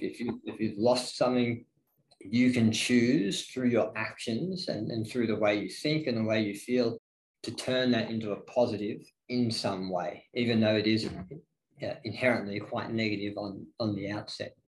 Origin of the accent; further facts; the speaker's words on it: Ballarat, Victoria, Australia; also born or lived in Melbourne; the small town feel of Ballarat. That's what I grew up